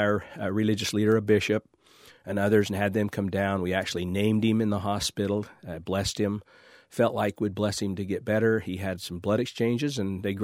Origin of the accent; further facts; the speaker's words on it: St. George, Utah, United States; I was born and raised here.